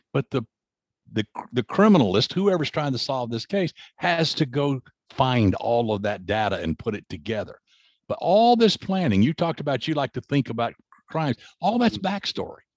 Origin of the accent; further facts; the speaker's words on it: the South, United States; I grew up in the South